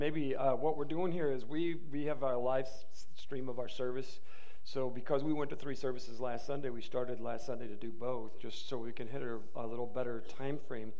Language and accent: English; Michigan, United States; moved away; I'm from Michigan